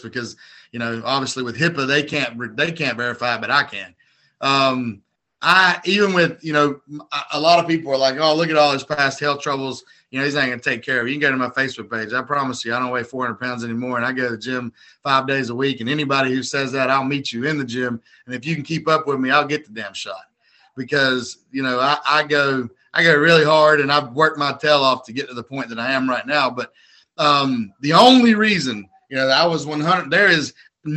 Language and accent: English; United States; I'm an American